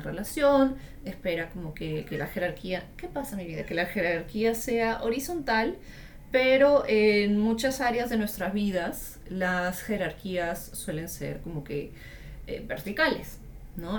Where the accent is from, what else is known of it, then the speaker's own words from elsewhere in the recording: Peru; mi país, Perú